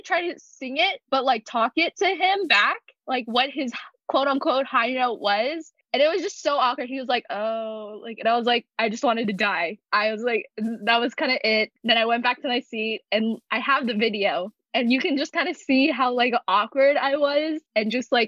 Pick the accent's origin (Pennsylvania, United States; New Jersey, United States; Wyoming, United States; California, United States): California, United States; Los Angeles; I'm from